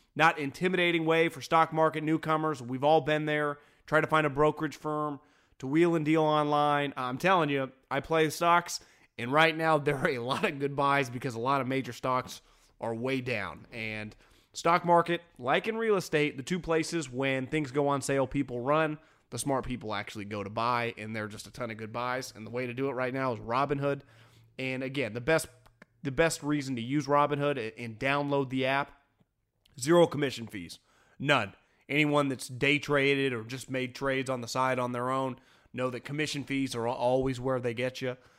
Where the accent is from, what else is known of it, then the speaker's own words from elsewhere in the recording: Northern California, United States; also born or lived in Philadelphia; I'm born and raised in California. Spent thirty-four years old, thirty-two of my years of life i, in Northern California, either in Davis, the Bay Area, Fresno, or San Luis Obispo